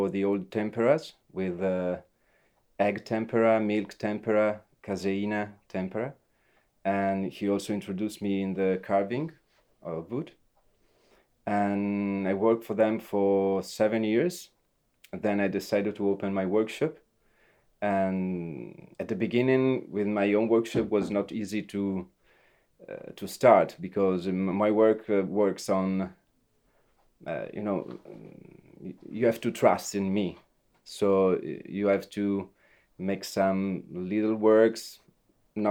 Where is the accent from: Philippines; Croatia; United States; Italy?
Italy; Venice, Veneto; English is a second language; also born or lived in Asolo, Italy; I'm Venetian, but I was born in Asolo, near Treviso. But I came here that I was like 1 year old.